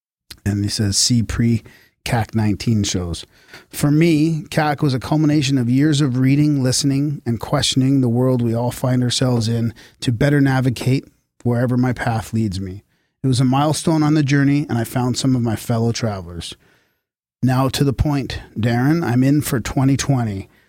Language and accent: English; Maine, United States; I'm from Maine, and it turns out so was he.